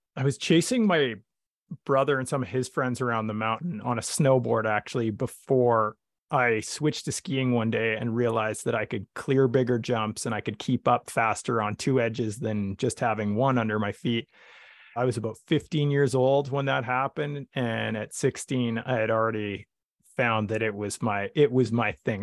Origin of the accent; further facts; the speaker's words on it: Vernon, British Columbia, Canada; I grew up in Vernon, British Columbia, Canada